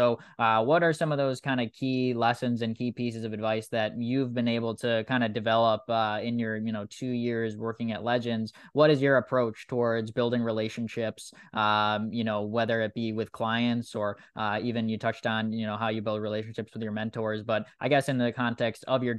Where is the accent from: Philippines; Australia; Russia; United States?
United States; Wisconsin; yeah, I grew up in Wisconsin. I grew up rooting for the Milwaukee Bucks.